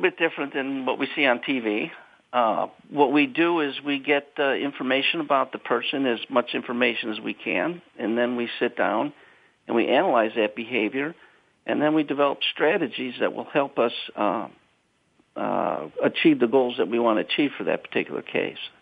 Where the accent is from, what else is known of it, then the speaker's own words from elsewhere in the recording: Chicago, Illinois, United States; I'm from South Side of Chicago